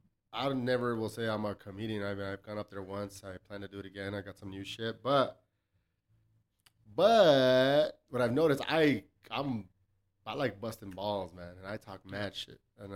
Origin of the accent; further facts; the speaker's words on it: El Paso, Texas, United States; I grew up in Southside El Paso.